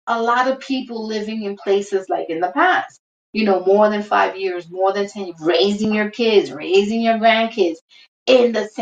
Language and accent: English; New York City, New York, United States; also born or lived in Brooklyn / Bronx; raised in Washington Heights